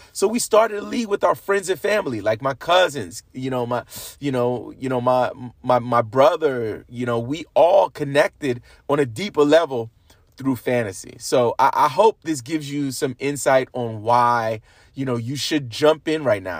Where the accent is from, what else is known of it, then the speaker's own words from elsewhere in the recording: New York, United States; being a New Yorker